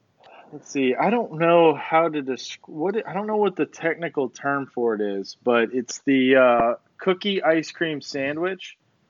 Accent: Illinois, United States; Midwest, like I'm from Illinois

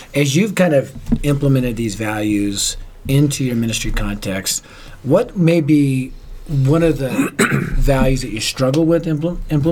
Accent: Denver, Colorado, United States; I'm from Denver, a very liberal city.

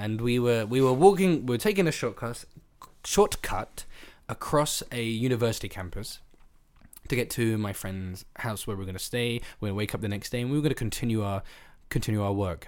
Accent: England, United Kingdom; my experience as an English guy is biased

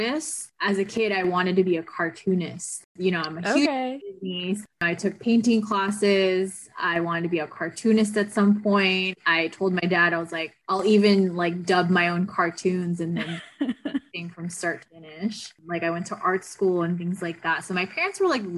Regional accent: Philippines; moved away; I grew up in the Philippines

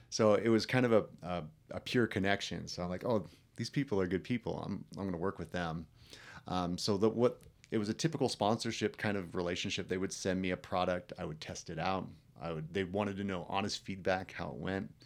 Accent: Delta Junction, Alaska, United States; I grew up in a rural town uh, called Delta Junction

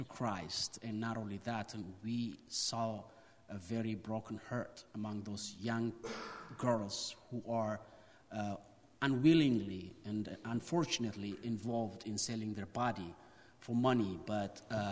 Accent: Ethiopia; from Ethiopia

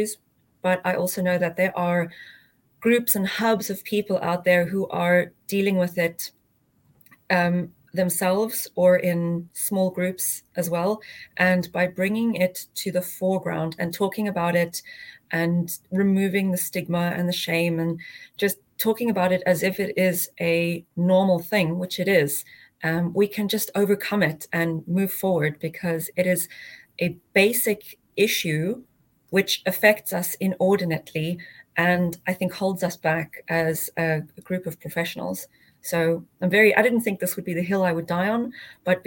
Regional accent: South Africa; moved away; I grew up in South Africa and studied there as well.

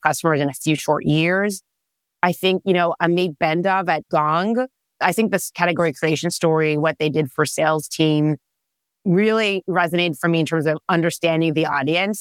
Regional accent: Israel; English is a second language; moved away as an adult; now in California, United States; I am originally born and raised in Israel

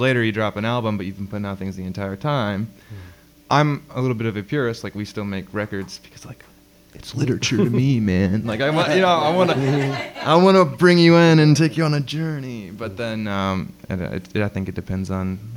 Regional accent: Florida, United States; I grew up in Florida

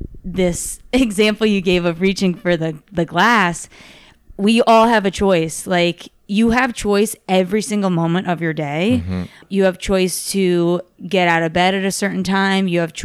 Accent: New York City, New York, United States; now in Los Angeles, United States; I come from New York, New York City, and that's like one of the largest cities in the world.

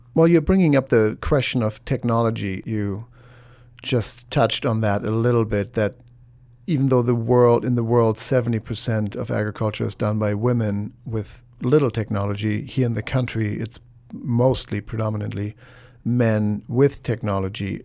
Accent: Germany; moved away; the foods that I'm used to from Germany

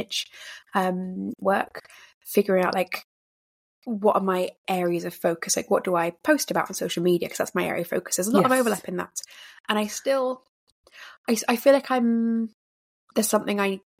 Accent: England, United Kingdom; I'm English

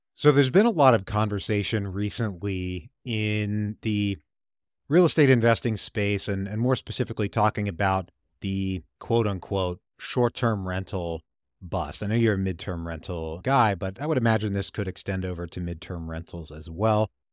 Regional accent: Richmond, Virginia, United States; my hometown of Richmond, Virginia

